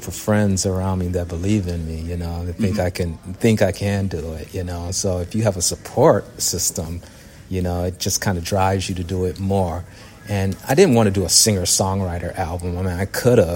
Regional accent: Detroit, Michigan, United States; Grew up, born and raised in Detroit, raised on soul music from my mom, my dad

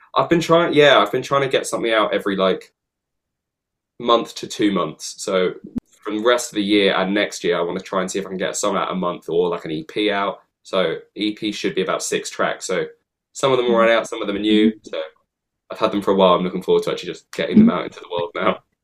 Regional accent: London, United Kingdom; I've grown up in London

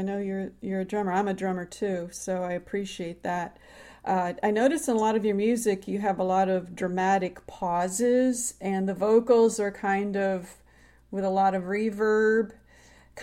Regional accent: Michigan, United States; I'm from Michigan.

